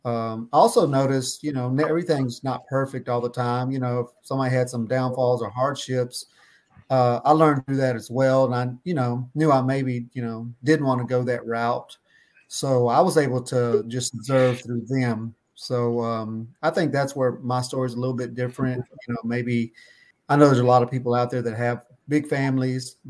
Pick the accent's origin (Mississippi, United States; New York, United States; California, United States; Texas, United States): Texas, United States; Hearne; now in Spring, United States; Chip and I grew up together in Hearne, Texas, and now we actually both live in Spring, Texas.